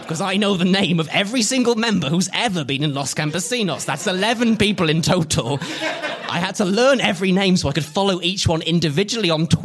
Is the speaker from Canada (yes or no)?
no; South East England, United Kingdom; Uh, in my hometown in Oxfordshire.